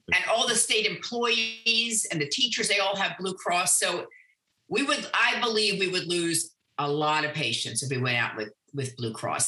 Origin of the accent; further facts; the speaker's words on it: Annapolis, Maryland, United States; now in Owings Mills, United States; I grew up in Annapolis